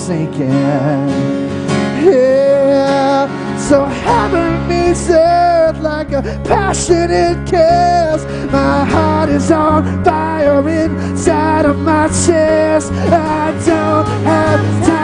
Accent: the South, United States; I'm from the South.

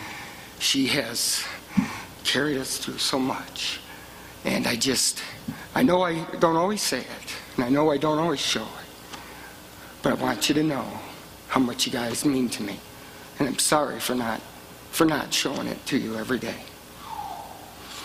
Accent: Michigan, United States; moved away as an adult; now in Colorado Springs, United States; I'm from Michigan and I was living about 4 miles from the hospital I was born

